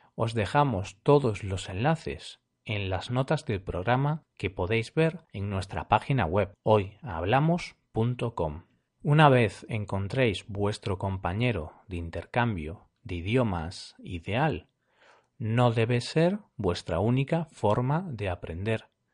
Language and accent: Spanish; Galicia, Spain; He nacido en Galicia, una región situada al noroeste de España, y aquí hablamos dos idiomas, español y gallego